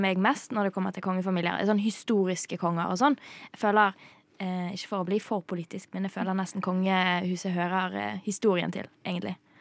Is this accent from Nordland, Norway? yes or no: no; Bergen, Vestland, Norway; Jeg vokste opp i Bergen.